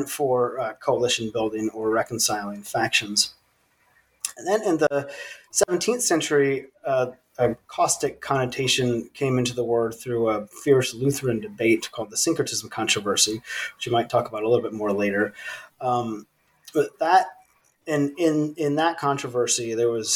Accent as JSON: {"language": "English", "region": "Virginia", "country": "United States", "tie": "born or raised there", "also_born_or_lived": "East Africa / South Sudan", "said": "I was born and raised in the United States in the state of Virginia"}